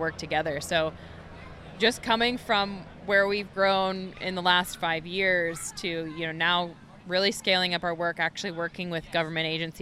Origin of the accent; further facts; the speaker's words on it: Daytona Beach, Florida, United States; Daytona Beach, which is my hometown